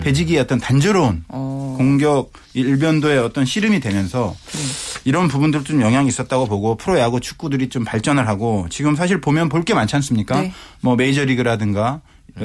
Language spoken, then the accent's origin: Korean; Asan, South Chungcheong, South Korea; moved away; 저는 고향이 아산이기 때문에